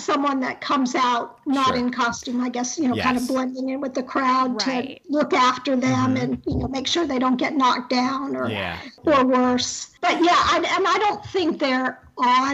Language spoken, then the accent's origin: English; Orlando, Florida, United States; moved away as an adult; also born or lived in Long Island, New York / Suffolk County, New York / Atlanta, Georgia; now in Beltsville, United States; when I was 10, we moved to Orlando